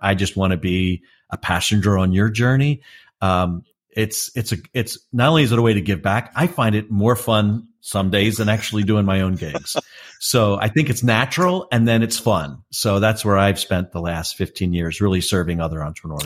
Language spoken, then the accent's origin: English; Raleigh-Durham, North Carolina, United States; my hometown of Raleigh-Durham